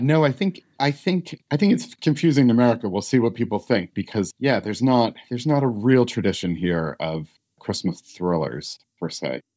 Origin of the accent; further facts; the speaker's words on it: United States; I'm an American